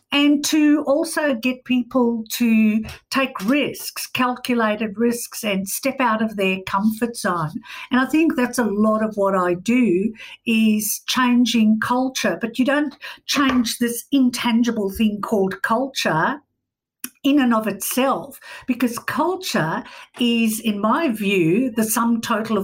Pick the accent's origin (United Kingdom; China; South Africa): South Africa; I grew up in South Africa during apartheid.